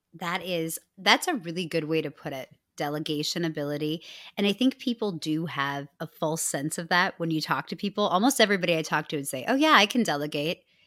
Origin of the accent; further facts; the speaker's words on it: Midwest, United States; I'm from the Midwest